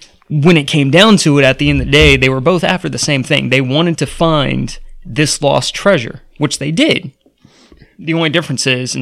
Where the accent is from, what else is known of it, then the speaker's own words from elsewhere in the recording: United States; As the American people